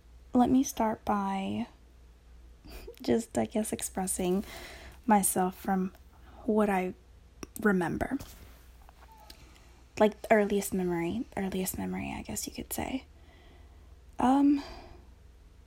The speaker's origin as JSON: {"language": "English", "region": "North Carolina", "country": "United States", "tie": "born or raised there", "also_born_or_lived": "Texas", "first_language": "Spanish", "second_language": "English", "said": "I came to North Carolina with, you know, of course, with my parents"}